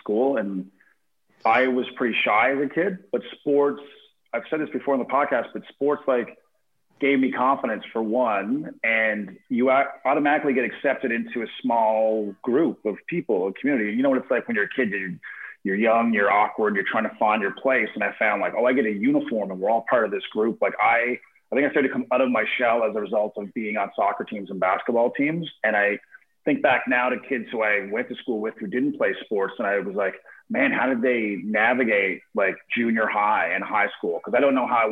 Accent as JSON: {"language": "English", "town": "Corner Brook", "region": "Newfoundland and Labrador", "country": "Canada", "tie": "born or raised there", "also_born_or_lived": "Calgary", "moved": "as an adult", "said": "I'm from Newfoundland originally, like Corner Brook, Newfoundland."}